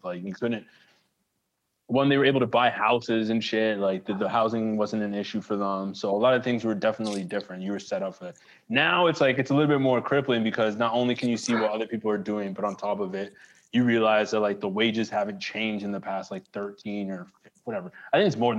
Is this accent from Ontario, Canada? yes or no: yes; Toronto, Ontario, Canada; I grew up in Toronto